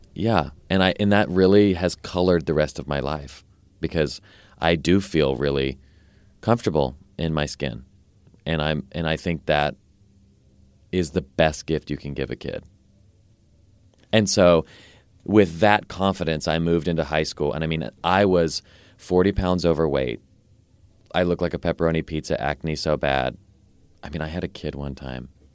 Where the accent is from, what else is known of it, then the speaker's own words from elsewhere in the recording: Nashville, Tennessee, United States; I grew up here in Nashville, um, until I was eighteen or nineteen.